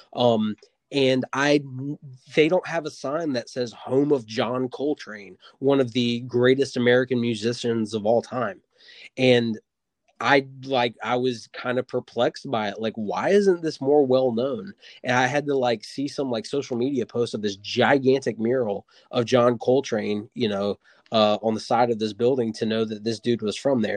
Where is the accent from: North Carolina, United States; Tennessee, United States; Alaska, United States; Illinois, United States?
North Carolina, United States; Wilmington; That's where I'm born and raised in Wilmington, North Carolina.